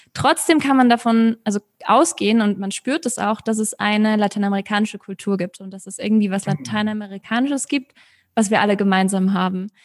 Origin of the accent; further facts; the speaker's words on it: Munich, Bavaria, Germany; moved away as an adult; now in Mexico; Ich bin in München geboren mit deutschen und argentinischen Wurzeln.